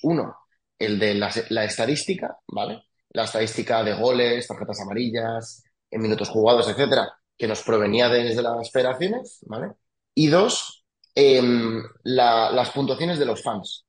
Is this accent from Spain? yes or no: yes; Villanueva de la Cañada, Community of Madrid, Spain; also born or lived in France; yo soy de Viana la Cañada, soy de ese pueblo, El pueblo de la Acuápolis, como lo llama todo el mundo.